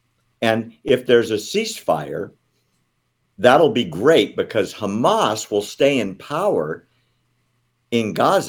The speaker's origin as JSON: {"language": "English", "region": "Indiana", "country": "United States", "tie": "born or raised there", "said": "when I was a little boy, we were growing up in Indiana"}